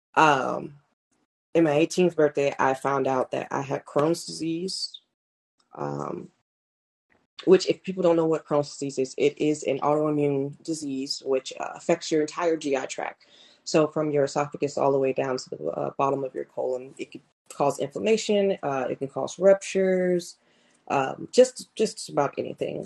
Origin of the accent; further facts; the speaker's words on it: Clearwater, Florida, United States; growing up, I'm from Clearwater, Florida.